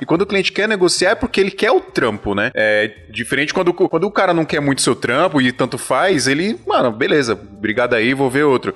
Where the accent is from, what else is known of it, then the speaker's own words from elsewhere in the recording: Paraíba, Brazil; moved away; Eu sou da Paraíba